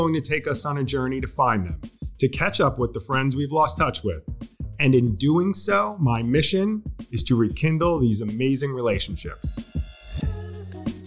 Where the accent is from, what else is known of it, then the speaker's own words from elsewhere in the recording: Long Island, New York, United States; accent: Long Island; moved away; also born or lived in Virginia; I thought I was going to soften my Long Island accent